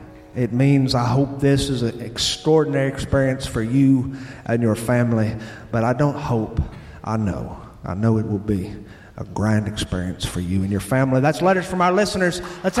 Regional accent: the South, United States; accent: southern; but I speak with a southern accent, and some people make fun of me for it. But I can't help it. I was raised all around the South. My dad's from the hills of Tennessee

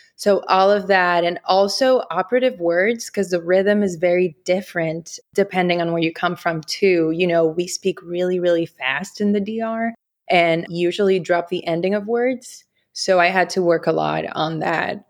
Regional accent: Dominican Republic; English is a second language; moved away as an adult; now in New York, United States; I was born in New York and I grew up in the Dominican Republic where my parents are from and what I call home.

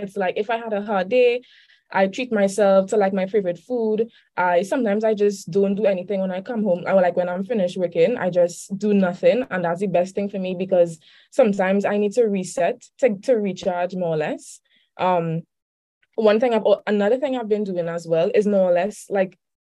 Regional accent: Trinidad & Tobago; I'm from Trinidad and Tobago. That's in the Caribbean.

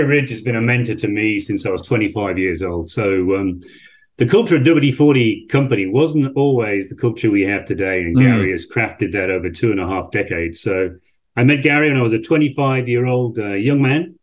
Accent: Yorkshire and the Humber, United Kingdom; moved away as an adult; also born or lived in France / Germany; I'm an Englishman, a Yorkshireman from the north of England. I was brought up in a small village in Yorkshire, population 1,000.

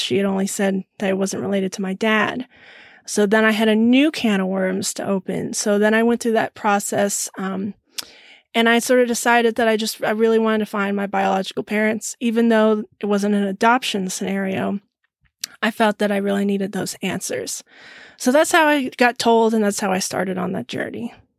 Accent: Lemmon Valley, Nevada, United States; also born or lived in Sparks, Nevada / Reno, Nevada; now in Texas, United States; I grew up in um, Lemon Valley, which is a little bit north of Reno, Nevada. I was born there in Sparks, Nevada.

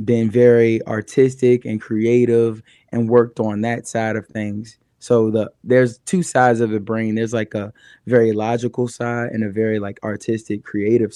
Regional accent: Richmond, Virginia, United States; also born or lived in New York City; now in Asheville, United States; I'm from Richmond, Virginia originally, but I moved to New York City and I lived out there for 4 years.

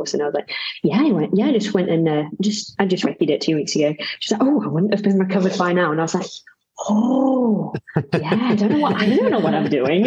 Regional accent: Cambridge, East of England, United Kingdom; moved away as an adult; also born or lived in Birmingham; now in Sheffield, United Kingdom; I moved here about 3 years ago originally I came from Cambridge, which is the flattest place in the entire universe

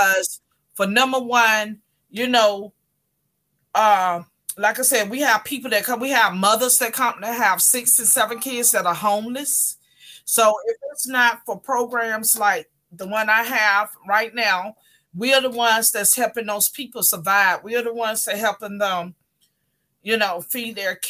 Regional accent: North Carolina, United States; moved away as an adult; now in Miami, United States; originally I am from North Carolina. Born and raised. I moved to Miami probably like maybe 30 years ago

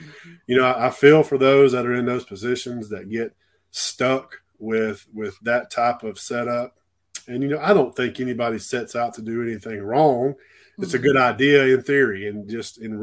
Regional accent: Clanton, Alabama, United States; also born or lived in Gulf Shores, Alabama; I started in a rural county in my hometown in Clanton, Alabama, between Birmingham and Montgomery.

